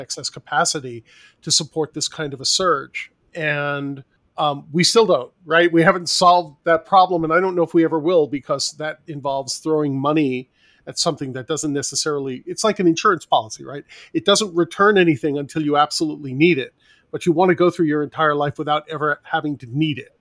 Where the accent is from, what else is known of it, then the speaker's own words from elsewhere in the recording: New York City, New York, United States; I grew up in New York City, so I lived in a, uh, an apartment building complex